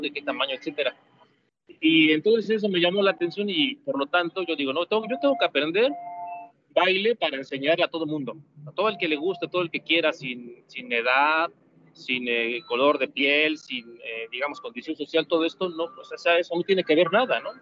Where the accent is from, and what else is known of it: Mexico